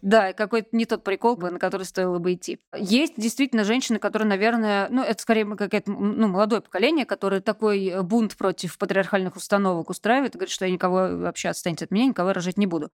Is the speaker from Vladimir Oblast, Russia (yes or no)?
yes; Vladimir, Vladimir Oblast, Russia; also born or lived in Moscow; now in Saint Petersburg, Russia; Я сама из провинции, родилась и выросла во Владимире